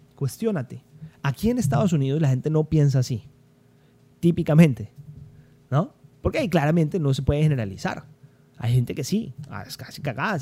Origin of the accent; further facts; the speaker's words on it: Cali, Valle del Cauca, Colombia; yo crecí en Colombia, yo nací en Cali, soy caleño, crecí en Colombia